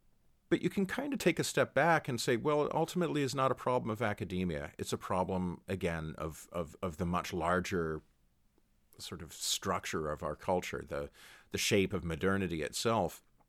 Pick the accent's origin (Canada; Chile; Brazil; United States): Canada; My experience, speaking as a Canadian, I never watched football on Thanksgiving.